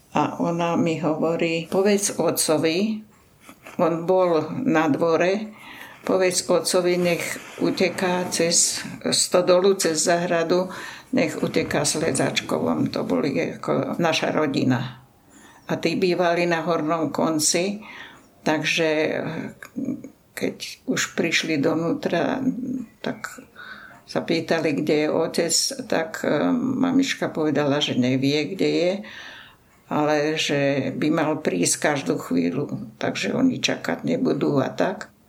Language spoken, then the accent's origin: Slovak; Stará Turá, Trenčín Region, Slovakia; teda u nás na Starej Turej